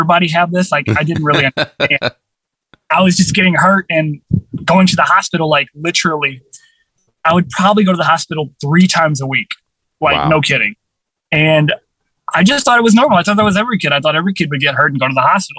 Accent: St. Louis, Missouri, United States; I was born in St. Louis, Missouri

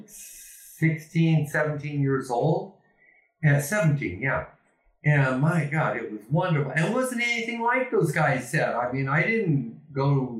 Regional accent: Ontario, Oregon, United States; moved away as an adult; also born or lived in California / British Columbia / Amsterdam; now in Spain; my hometown, Ontario, Oregon

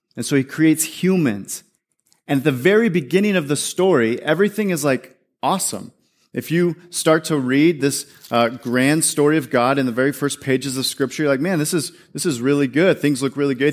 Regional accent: California, United States; I grew up in this neighborhood. I'm from California. I grew up in this neighborhood, small little town

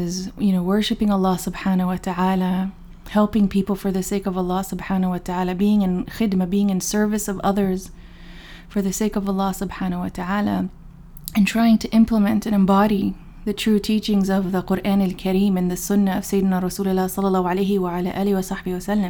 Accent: Dallas, Texas, United States; also born or lived in Chicago, Illinois; I was born in Chicago, but my family moved, you know, to Dallas when I was young. So I grew up in the public school system in Dallas, Texas

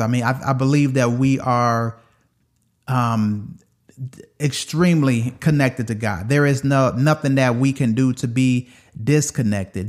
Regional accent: Detroit, Michigan, United States; moved away; I was from Detroit

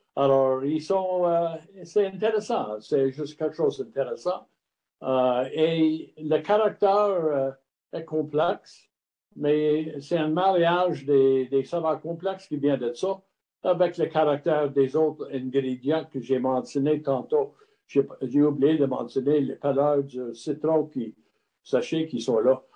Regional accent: Montreal, Quebec, Canada; French is a second language; now in Sutton, Canada; j'étais né à, la Chine, la ville de la Chine à Montréal, mais mon père était, était né à, à Paisley, proche de Glasgow en Écosse

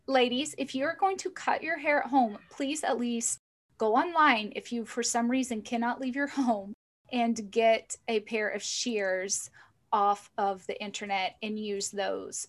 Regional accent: the South, United States; I grew up in the South, it's pretty cutthroat down there

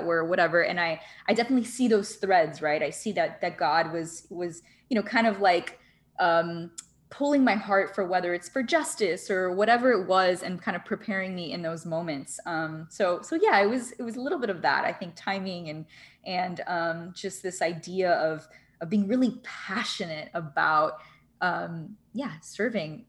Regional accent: Miami, Florida, United States; growing up in Miami, I partied a lot

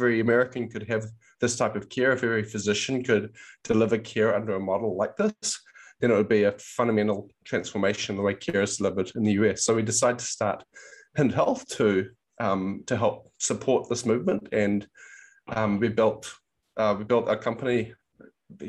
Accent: New Zealand; moved away as an adult; now in United States; I'm actually from New Zealand, so came over to the US in about 2009

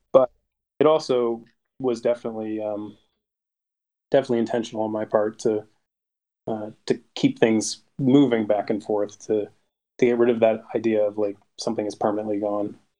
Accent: Canada; I'm Canadian

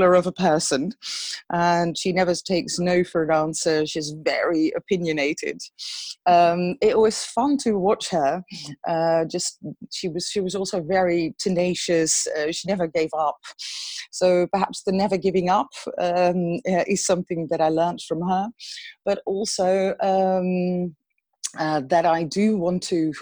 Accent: Emmen, Drenthe, Netherlands; moved away as an adult; also born or lived in Steenwijk / Utrecht / Brussels; now in Amsterdam, Netherlands; I grew up in Drenthe, in Emmen, which people might know because it has a huge zoo.

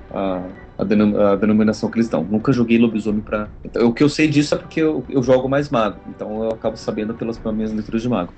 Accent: Brazil; eu sou brasileiro

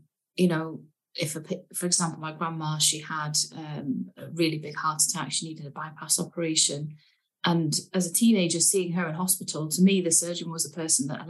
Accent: Leeds, Yorkshire and the Humber, United Kingdom; I was born and raised in Yorkshire. I'm a Leeds girl and I'm very proud

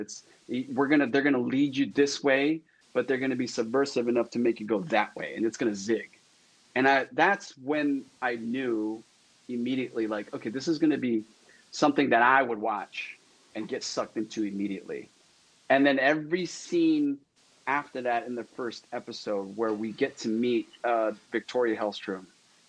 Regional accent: Philippines; And to add to that is, I'm Filipino, and the Filipino culture is filled with like superstitious stuff

